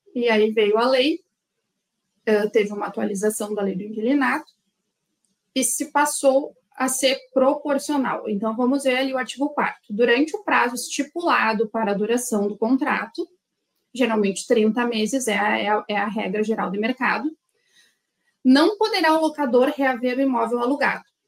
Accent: Rio Grande do Sul, Brazil; Eu sou aqui do Rio Grande do Sul

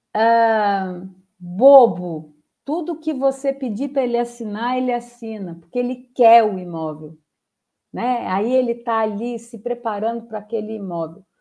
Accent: Espírito Santo, Brazil; eu sou capixaba

